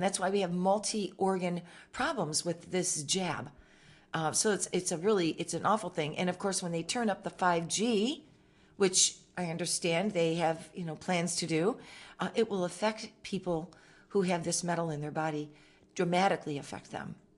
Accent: Michigan, United States; moved away; I'm from Michigan originally

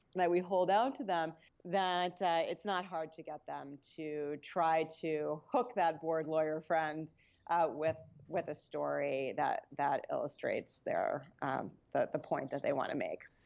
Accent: New York, United States; also born or lived in New Jersey / Westchester; I grew up around New York. Uh, I was born in New Jersey, and, uh, I went to school in the Bronx

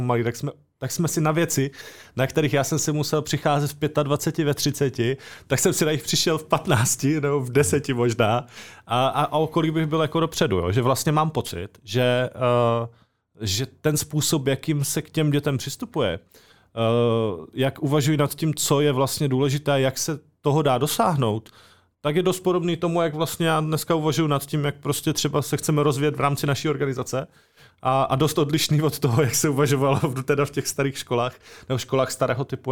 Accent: Czechia; also born or lived in Brno; now in near Brno, Czech Republic; původně jsem z Horského radiště a pak jsem tady deset let bydlel

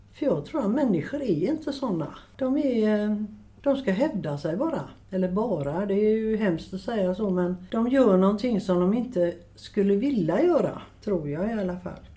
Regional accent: Gothenburg, Västra Götaland, Sweden; also born or lived in Biskopsgården, Gothenburg; Jag flyttade hit upp till eh, Biskopsgården 1959. Eh, jag är född i eh, Rambergsdagen på Gropegårdsgatan

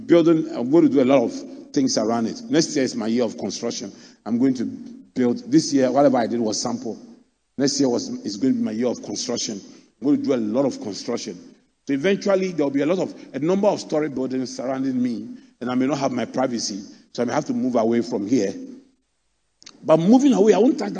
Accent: Accra, Greater Accra, Ghana; I grew up in Adabraka

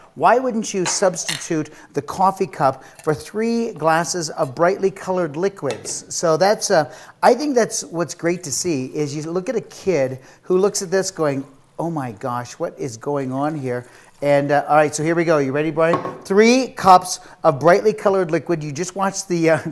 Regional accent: United States; I'm an American

